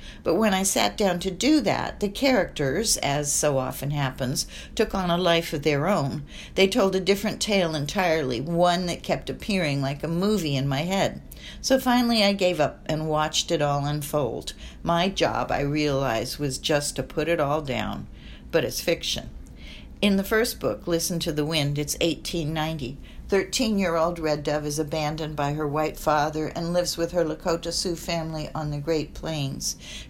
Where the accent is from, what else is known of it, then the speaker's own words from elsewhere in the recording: Egypt; born there; My mother was Swiss, my father English and Syro-Lebanese, and I was born in Egypt.